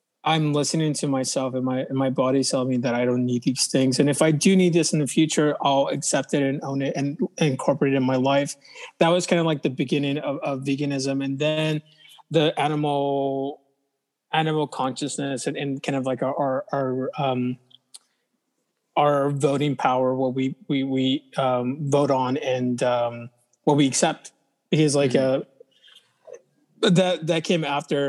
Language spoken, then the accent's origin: English; Orange County, California, United States; I didn't grow up in LA. I grew up in Orange County